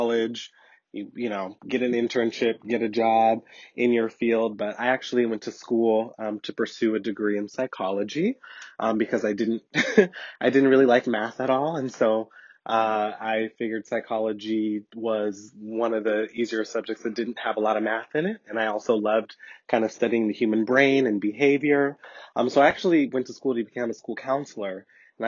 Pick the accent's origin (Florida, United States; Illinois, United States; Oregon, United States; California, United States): Oregon, United States; Portland; I am born and raised in the City of Roses, Portland, Oregon